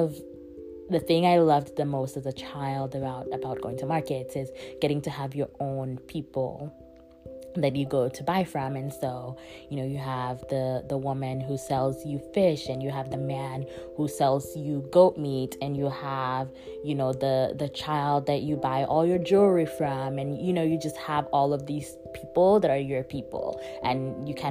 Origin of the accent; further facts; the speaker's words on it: Calabar, Cross River, Nigeria; now in Oakland, United States; the city I grew up in, Calabar